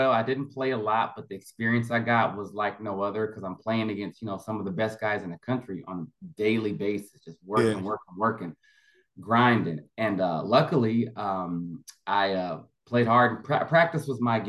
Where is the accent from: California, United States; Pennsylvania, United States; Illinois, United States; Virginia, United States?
California, United States; Orange County; I'm from Orange County, California, originally